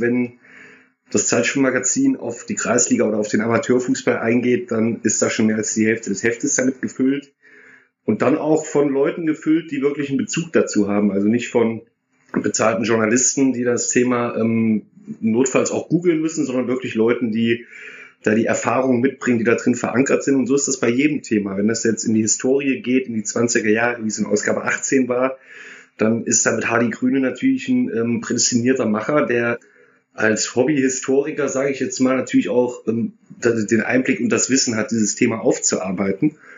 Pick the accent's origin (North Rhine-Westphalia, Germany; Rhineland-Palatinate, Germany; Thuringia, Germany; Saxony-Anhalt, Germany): Thuringia, Germany; Erfurt; moved away as an adult; now in Duisburg, Germany; komme gebürtig aus Erfurt, wohne seit 15 Jahren in Duisburg